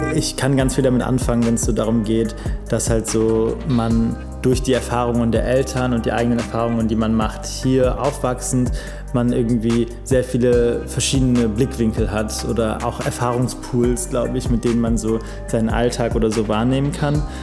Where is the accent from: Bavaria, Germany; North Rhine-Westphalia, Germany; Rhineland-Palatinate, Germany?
North Rhine-Westphalia, Germany; Cologne; ich bin in ähm, Köln aufgewachsen. Ähm, also ich bin ein richtiger Kölscher Jung